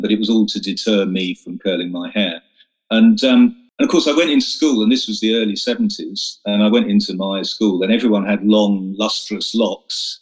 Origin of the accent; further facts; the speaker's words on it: Romford, East of England, United Kingdom; moved away as an adult; also born or lived in Oxford; now in London, United Kingdom; I grew up in Essex.